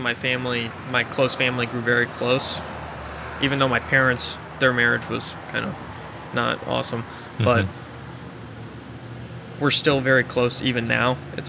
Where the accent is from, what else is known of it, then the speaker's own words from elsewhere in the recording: Virginia, United States; born there; But so I was born in Virginia, right outside of D.C., and that was right before 9/11.